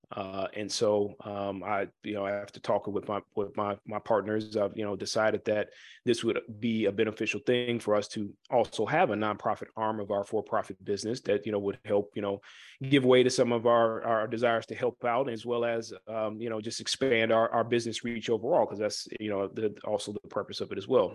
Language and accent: English; Chicago, Illinois, United States; I am from the Chicagoland area.